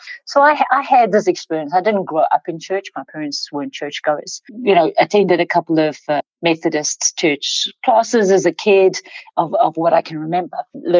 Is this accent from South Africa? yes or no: yes; South Africa; So, I grew up in South Africa. That's one third of my accent.